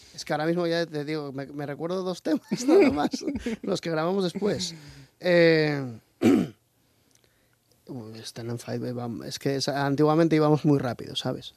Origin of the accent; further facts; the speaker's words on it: Asturias, Spain; also born or lived in Australia; soy hijo de, de, asturiana y cántabro